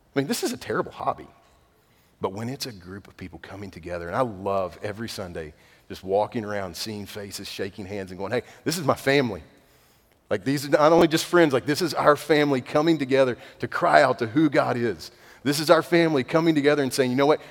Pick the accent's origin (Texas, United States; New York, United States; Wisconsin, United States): Texas, United States; East; I'm redneck from East Texas